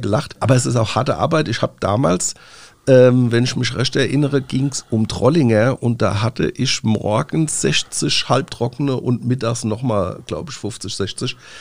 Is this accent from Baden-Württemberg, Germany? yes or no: no; Rhineland-Palatinate, Germany; Bei uns in Rheinland-Pfalz